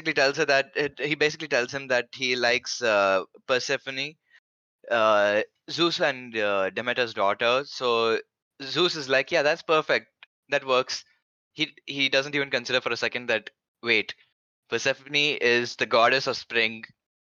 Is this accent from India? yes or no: yes; India; I am from India